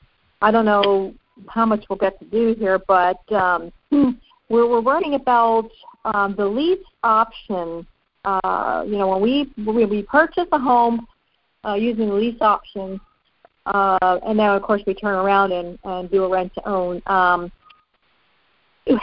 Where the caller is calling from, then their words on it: Pennsylvania, United States; I'm calling from Pennsylvania.